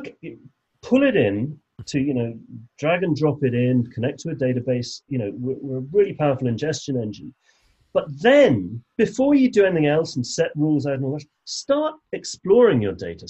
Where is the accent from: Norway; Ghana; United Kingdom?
United Kingdom; England; I'm English